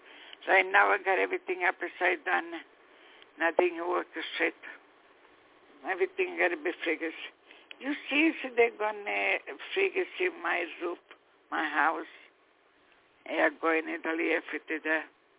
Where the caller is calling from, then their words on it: New York, United States; from New York.